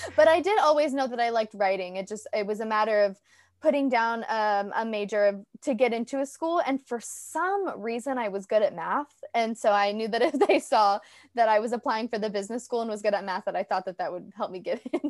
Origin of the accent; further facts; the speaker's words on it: Orange County, California, United States; I'm actually born and raised in Orange County.